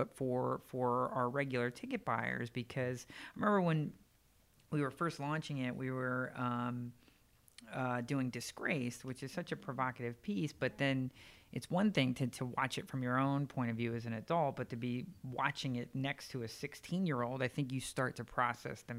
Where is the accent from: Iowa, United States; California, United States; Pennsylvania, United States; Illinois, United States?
Pennsylvania, United States; Northeast; I grew up in Northeast Pennsylvania for the most part, about an hour directly west of Manhattan